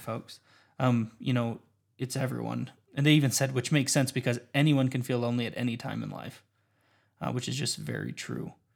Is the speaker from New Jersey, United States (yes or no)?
no; Windsor, Colorado, United States; I'm from Windsor, Colorado